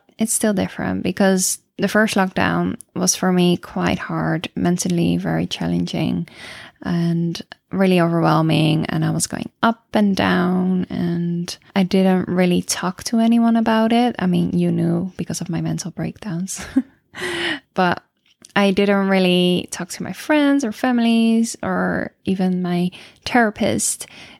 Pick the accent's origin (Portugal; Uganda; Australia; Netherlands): Netherlands; I'm from Holland.